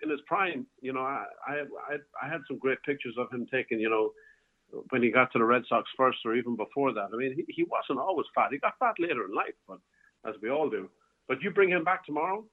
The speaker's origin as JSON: {"language": "English", "town": "Cavan", "region": "Ulster", "country": "Ireland", "tie": "born or raised there", "also_born_or_lived": "New York", "moved": "as an adult", "lives_now": "Florida, United States", "said": "I'm from Cavan"}